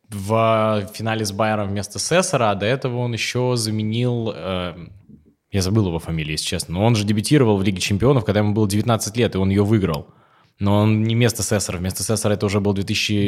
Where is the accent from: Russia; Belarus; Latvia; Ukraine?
Russia; Dzerzhinsk, Nizhny Novgorod Oblast; я из Дзержинска, это Нижегородская область